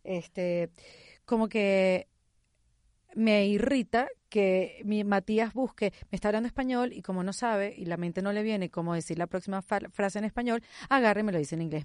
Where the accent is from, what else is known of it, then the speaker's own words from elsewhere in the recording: Venezuela; first language Spanish; now in Miami, United States; Yo que soy venezolana, que vivo en Miami y que toda mi vida me he comunicado en español